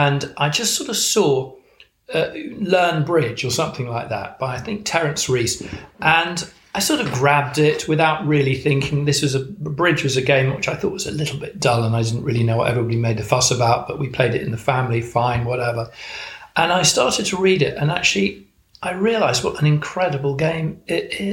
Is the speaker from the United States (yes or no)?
no; Chester, North West England, United Kingdom; now in Wiltshire, United Kingdom; I was actually born and brought up in Chester, so not too far away